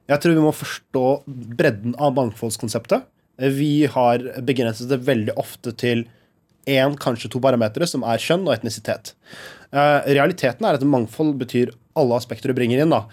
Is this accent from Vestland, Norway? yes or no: no; Halden, Østfold, Norway; Jeg er fra Halden, altså.